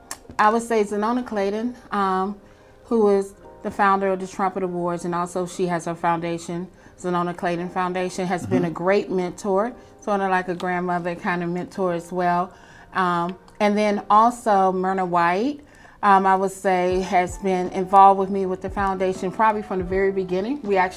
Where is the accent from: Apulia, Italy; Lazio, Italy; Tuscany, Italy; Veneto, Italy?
Veneto, Italy; Vicenza; born there; also born or lived in Panama / South Carolina / New Mexico / California; I was born in Italy, in Vicenza, Italy, on a military base where my father served in the Air Force.